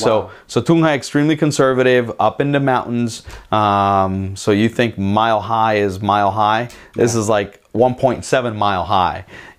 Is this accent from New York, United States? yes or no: no; Florida, United States; We're from South Florida and we think it's hot here.